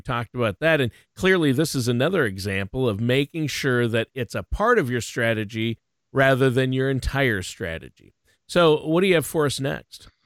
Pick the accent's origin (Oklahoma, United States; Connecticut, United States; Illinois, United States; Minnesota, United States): Minnesota, United States; I'm from Minnesota, which they call the state of hockey.